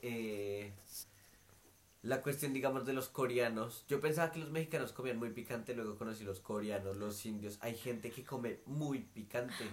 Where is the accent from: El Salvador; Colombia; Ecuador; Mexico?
Colombia; Bogotá; moved away as an adult; now in Perth, Australia; uno ya nació con eso en Bogotá